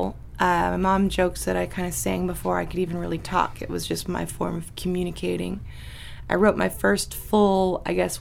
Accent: Sleetmute, Alaska, United States; I'm a Cusco girl, but yeah, I'm more Upper Cusco. You know, I'm from Sleep Mute and have family in Aniak.

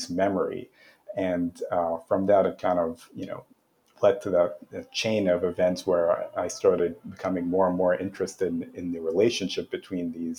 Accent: Canada; I'm from Canada. And as a Canadian

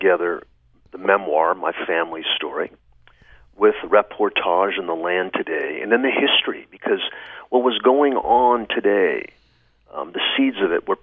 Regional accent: Fresno, California, United States; I grew up in the suburbs of Fresno

